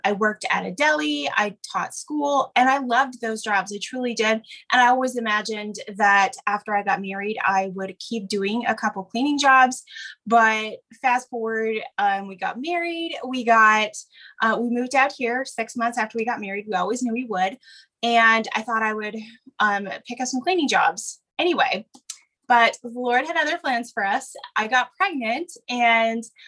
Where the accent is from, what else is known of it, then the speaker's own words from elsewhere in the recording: Wisconsin, United States; moved away as an adult; now in Oregon, United States; grew up in Wisconsin